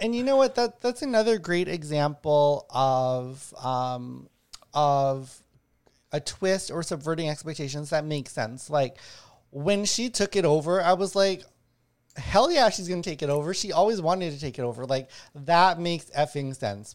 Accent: Winnipeg, Manitoba, Canada; moved away as an adult; I grew up in Winnipeg, a murder capital of Canada

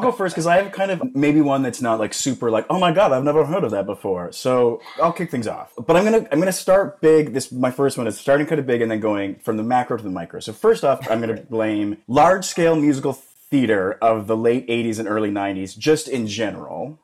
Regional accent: Calgary, Alberta, Canada; moved away as an adult; now in Los Angeles, United States; Calgary back oh. when I was growing up was not, it was like 800,000

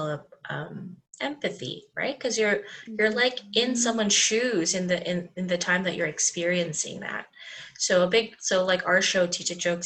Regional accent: Dubai, United Arab Emirates; now in North America; So I grew up in Dubai

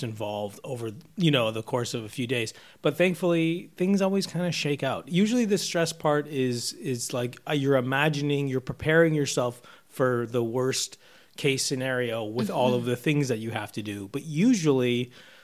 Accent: Canada; moved away; I'm Canadian

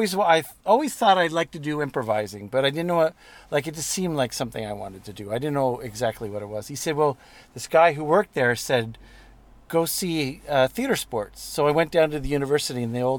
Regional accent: Montreal, Quebec, Canada; also born or lived in Newfoundland; I my dad was originally from Newfoundland. We're originally from Montreal.

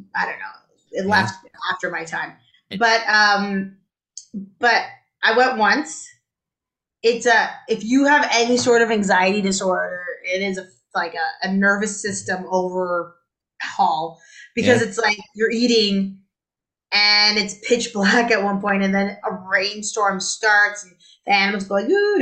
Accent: Toronto, Ontario, Canada; I think I was in grade 5. I would have been 10 when I started taking the TTC by myself

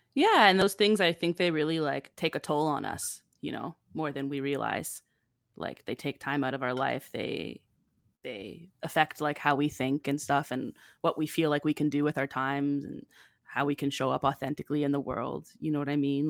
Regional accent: Campbellford, Ontario, Canada; growing up in Campbellford

